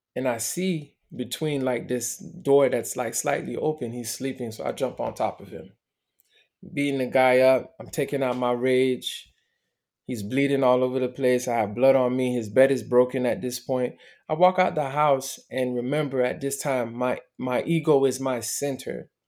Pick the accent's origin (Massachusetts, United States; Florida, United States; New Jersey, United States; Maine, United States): Florida, United States; Miami; also born or lived in Montreal, Canada; I was born in Montreal. My parents got divorced when I was a baby. My mother decided to move to Miami because she had more family.